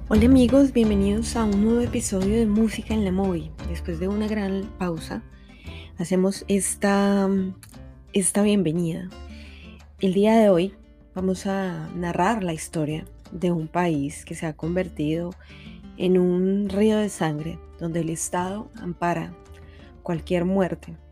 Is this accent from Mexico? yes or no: no; Colombia; soy ciudadana colombiana y claro que me duele lo que está ocurriendo en mi país